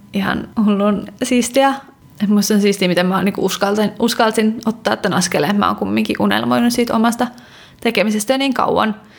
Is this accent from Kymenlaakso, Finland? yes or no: yes; Kotka, Kymenlaakso, Finland; now in Stockholm, Sweden; mä oon Kotkasta kotoisin, mikä on tällainen merenrantakaupunki